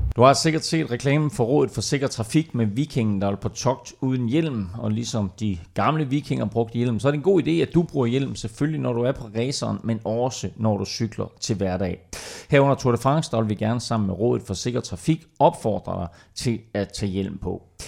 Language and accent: Danish; Denmark